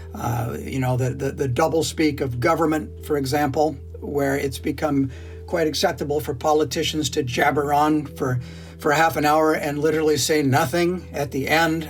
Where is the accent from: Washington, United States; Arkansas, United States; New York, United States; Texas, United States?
Washington, United States; now in Canada; I am technically from the state of Washington